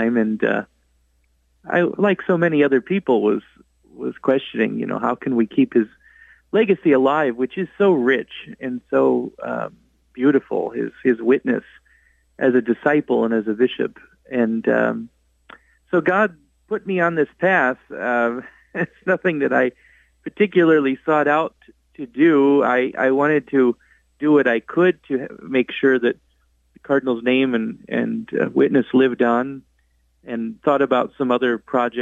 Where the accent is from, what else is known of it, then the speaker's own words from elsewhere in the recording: Indiana, United States; also born or lived in Chicago suburbs, Illinois; I grew up in the Northwest Indiana and the Chicago suburb